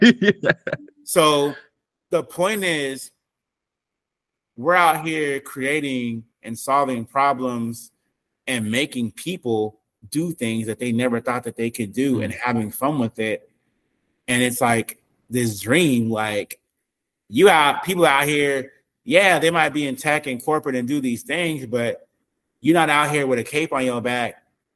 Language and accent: English; West Coast, United States; I'm not from the South, you know what I'm saying? I'm from the West Coast